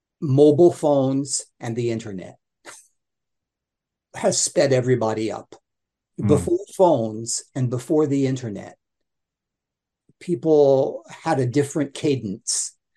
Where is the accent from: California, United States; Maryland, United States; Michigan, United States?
Maryland, United States; Baltimore; And as a result of that, I didn't have a Baltimore accent. Because growing up in Baltimore, I mean, it was almost like having a Cockney accent in the UK.